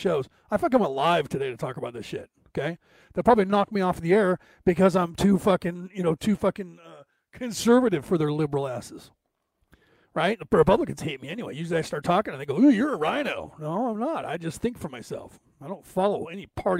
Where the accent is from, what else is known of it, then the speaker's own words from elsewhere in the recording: United States; I'm an American minister